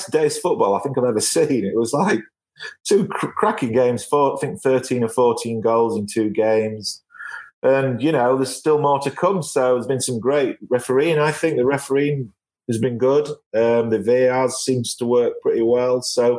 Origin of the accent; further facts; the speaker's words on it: Yorkshire and the Humber, United Kingdom; I'm from Yorkshire.